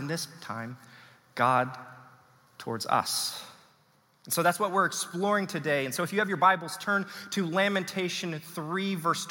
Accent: Texas, United States; now in Pacific Northwest, United States; I am proudly from Texas

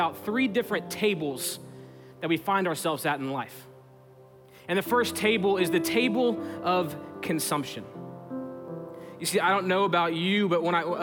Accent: Texas, United States; we're from Texas

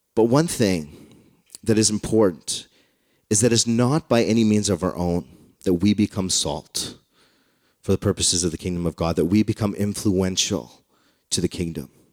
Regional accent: Canada; I'm Canadian because I was born here.

